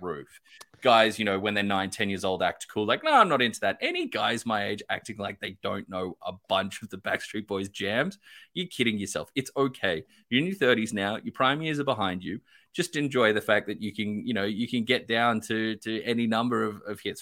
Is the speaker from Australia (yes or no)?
yes; Australia; I'm Australian